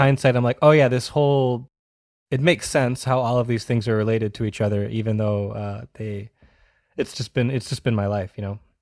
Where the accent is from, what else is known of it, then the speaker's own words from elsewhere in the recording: Wakefield, Massachusetts, United States; I grew up in Massachusetts, uh, about fifteen minutes north of Boston in a town called Wakefield